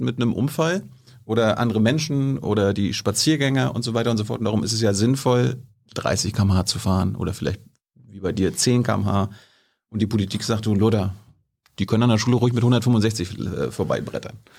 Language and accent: German; East Germany, Germany; ich bin ja ein Ostdeutscher.